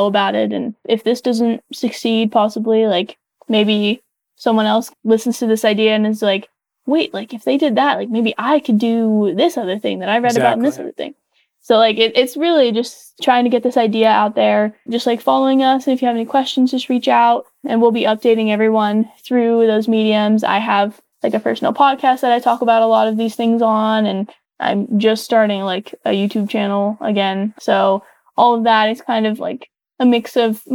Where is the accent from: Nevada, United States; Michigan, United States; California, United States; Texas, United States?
Nevada, United States; Las Vegas; growing up in Vegas